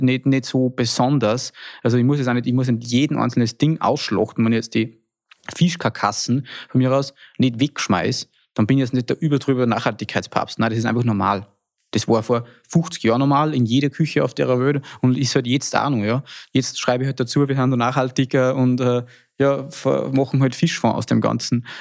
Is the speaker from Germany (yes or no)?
no; Salzkammergut, Austria; bei uns im Salzkammergut war ja immer schon eine sehr traditionsbewusste Region